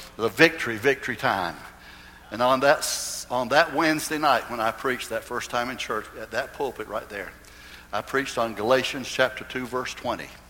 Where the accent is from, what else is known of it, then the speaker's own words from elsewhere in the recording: Goldsboro, North Carolina, United States; In those days in Goldsboro, it was a very, very prominent church in, in my hometown.